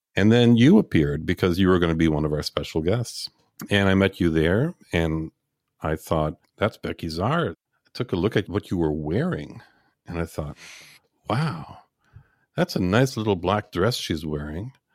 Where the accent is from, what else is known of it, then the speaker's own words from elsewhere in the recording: Montreal, Quebec, Canada; I was born and raised in Montreal